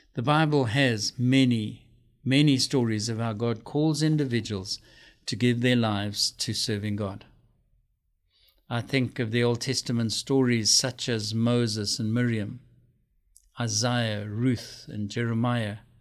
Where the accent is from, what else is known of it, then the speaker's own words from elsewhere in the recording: South Africa; moved away; my home country, South Africa.